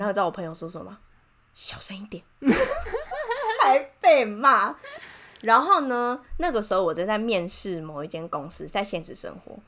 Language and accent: Chinese; Taiwan; 我是台湾人